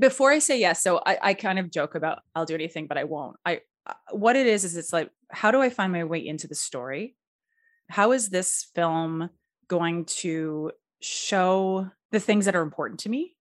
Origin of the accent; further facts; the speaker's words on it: Edmonton, Alberta, Canada; also born or lived in United States; I am from Edmonton, Alberta, Canada